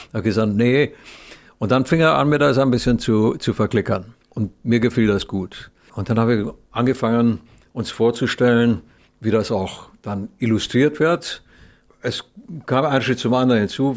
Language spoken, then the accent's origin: German; Romania; moved away; als Kind in Rumänien